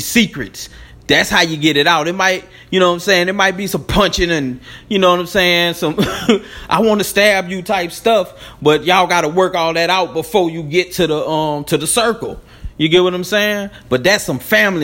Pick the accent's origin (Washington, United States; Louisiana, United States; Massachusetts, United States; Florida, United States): Louisiana, United States; Baton Rouge; I'm a dude from Baton Rouge